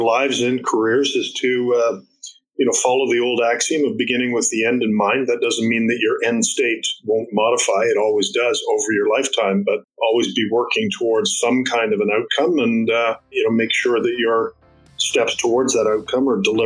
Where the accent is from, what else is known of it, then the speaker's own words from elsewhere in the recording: Florenceville, New Brunswick, Canada; growing up in Florenceville is just a wonderful experience